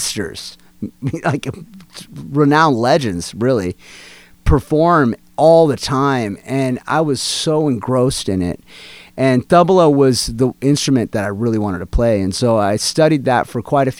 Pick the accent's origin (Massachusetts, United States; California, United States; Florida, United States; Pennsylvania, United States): California, United States; San Francisco Bay Area; also born or lived in Atlanta, Georgia; I grew up in the Bay Area